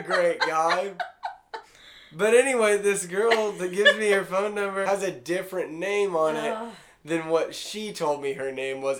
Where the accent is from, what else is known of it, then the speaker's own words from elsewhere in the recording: Hannibal, Missouri, United States; moved away; I'm from Hannibal, Missouri.